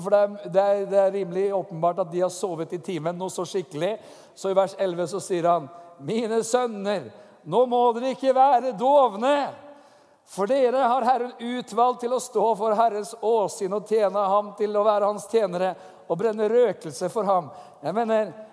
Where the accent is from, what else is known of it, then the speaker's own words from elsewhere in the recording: Norway; som nordmann